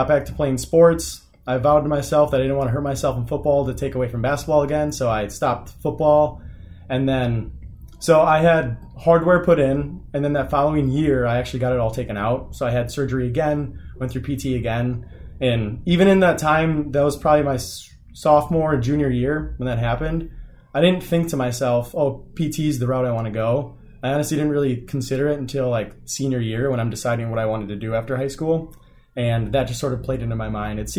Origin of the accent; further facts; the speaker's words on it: Beaver Dam, Wisconsin, United States; I grew up in a sort of small town in Beaver Dam, Wisconsin. I grew up on a farm there